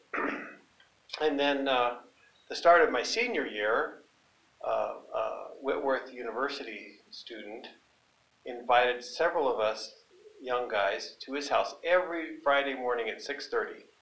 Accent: British Columbia, Canada; growing up on a hay and cattle ranch in British Columbia near a small town

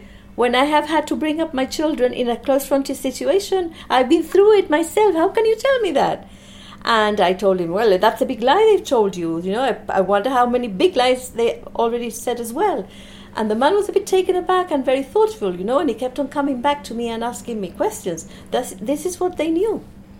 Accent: Gibraltar; I came from Gibraltar

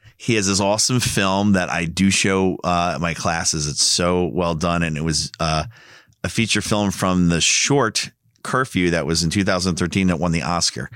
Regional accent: New Jersey, United States; I'm from New Jersey.

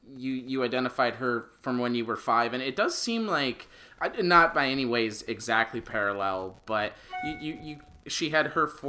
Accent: Michigan, United States; We're from Michigan

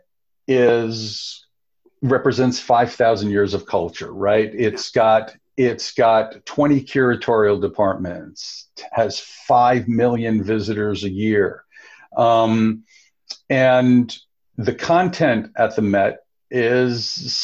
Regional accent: New York, United States; growing up in New York

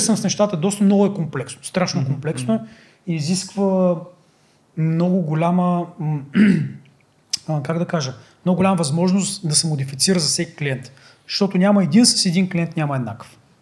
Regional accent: Bulgaria; Ние сме българи

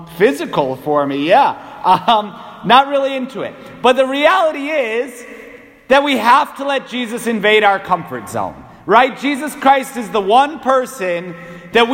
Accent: New England, United States; as an Irish Catholic New Englander

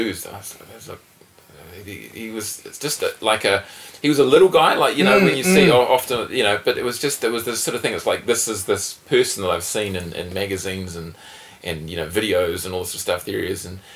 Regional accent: New Zealand; growing up in New Zealand

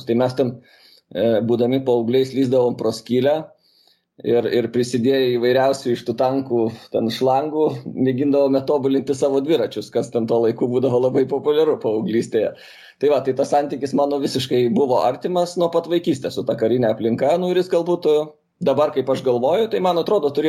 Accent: Kaunas, Kaunas County, Lithuania; aš augau aukštuosiuose šančiuose, Kaune, ir ten nu, visada buvo apsuptyje uniformuotų žmonių.

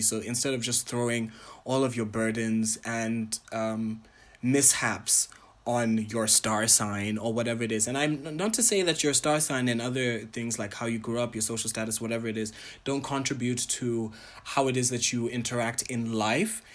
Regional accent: Botswana; also born or lived in Ghana / Tanzania; I am a Ghanaian, Tanzanian, Pan-African, entertainer, curator, and entrepreneur from Botswana

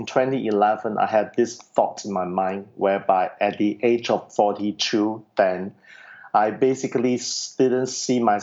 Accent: Singapore; I'm from Singapore, very far away from the United States

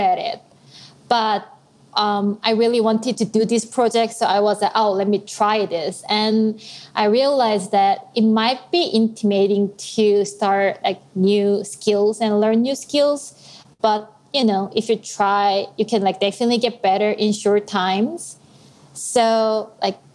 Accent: South Korea; moved away as an adult; now in Nashville, United States; I'm originally from South Korea

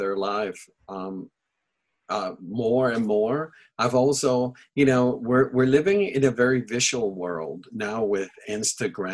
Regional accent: Panama; first language Spanish; English is a second language; now in Santa Barbara, United States; I was born and raised in Panama, and Spanish is my first language.

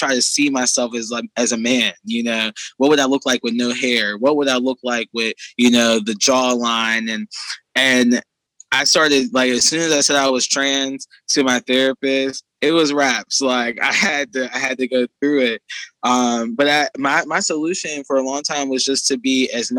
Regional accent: Pittsburgh, Pennsylvania, United States; I'm from Pittsburgh

